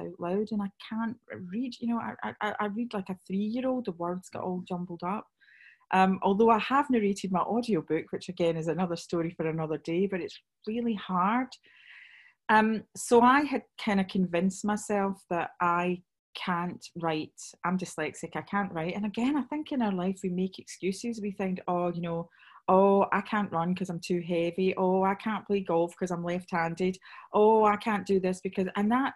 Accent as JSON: {"language": "English", "region": "Scotland", "country": "United Kingdom", "said": "I am Scottish"}